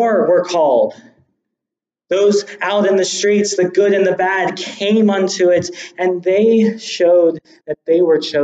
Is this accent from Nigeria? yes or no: no; United States; I have a birth certificate showing I was born in America